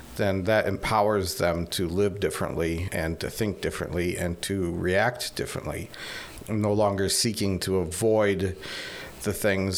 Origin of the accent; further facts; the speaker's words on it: Fort Wayne, Indiana, United States; moved away as an adult; also born or lived in Poland; Yeah, I grew up in Fort Wayne, and I grew up in the church.